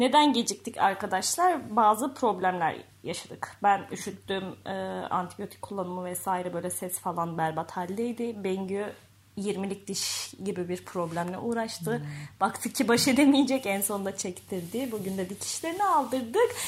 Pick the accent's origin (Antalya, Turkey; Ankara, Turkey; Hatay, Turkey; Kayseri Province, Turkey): Kayseri Province, Turkey; Ben Kayseri'de büyüdüm